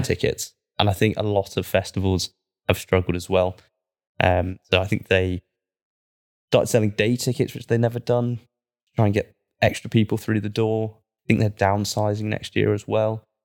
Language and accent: English; Cornwall, South West England, United Kingdom; now in Manchester, United Kingdom; I'm from Cornwall, I kind of grew up with that.